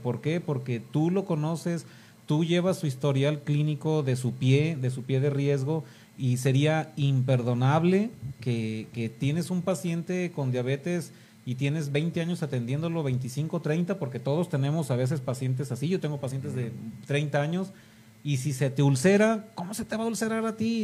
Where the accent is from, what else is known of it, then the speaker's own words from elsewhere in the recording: Mexico; como mexicanos